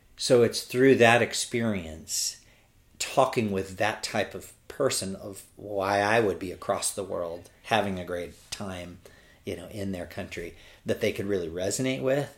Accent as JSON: {"language": "English", "region": "California", "country": "United States", "moved": "as an adult", "lives_now": "Birmingham, United States", "said": "I'm from California"}